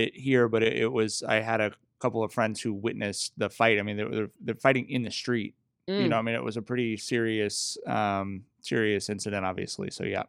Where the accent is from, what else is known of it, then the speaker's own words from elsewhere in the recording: Long Beach, California, United States; I grew up in Long Beach